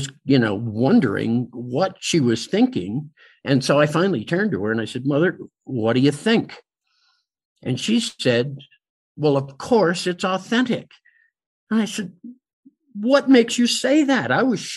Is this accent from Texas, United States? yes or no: no; Pittsburgh, Pennsylvania, United States; moved away; Pittsburgh, my hometown